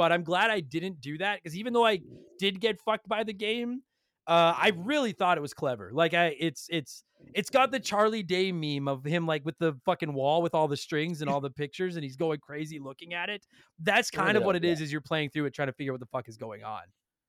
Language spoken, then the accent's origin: English; Canada